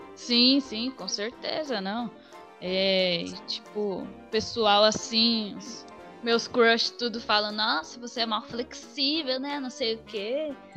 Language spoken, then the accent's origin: Portuguese; Ubatuba, São Paulo, Brazil; moved away as an adult; now in São Paulo, Brazil; eu sou, na real, sou de Ubatuba, eu moro em São Paulo. Vim pra cá estudar dança.